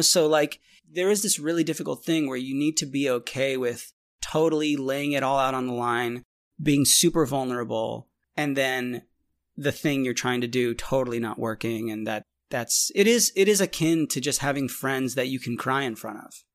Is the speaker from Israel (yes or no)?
yes; Israel; moved away; also born or lived in Boston; I was born in Israel